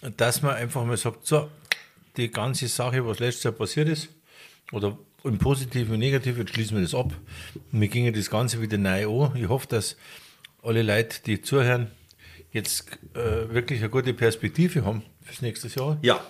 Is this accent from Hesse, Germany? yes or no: no; Garmisch-Partenkirchen, Bavaria, Germany